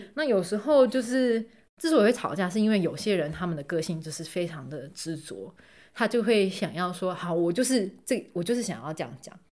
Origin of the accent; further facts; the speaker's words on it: Taiwan; moved away; 像我台湾人